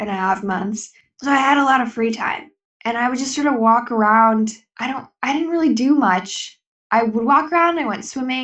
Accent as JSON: {"language": "English", "town": "Seattle", "region": "Washington", "country": "United States", "tie": "born or raised there", "also_born_or_lived": "Poughkeepsie, New York / Beacon, New York / Costa Rica", "said": "I was moving from New York to Seattle"}